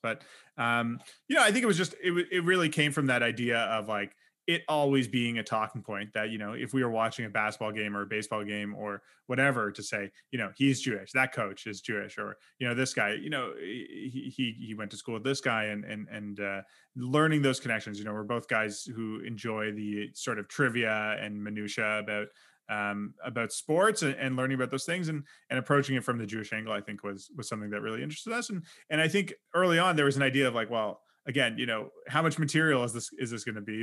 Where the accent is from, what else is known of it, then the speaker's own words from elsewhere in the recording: Canada; we're both Canadian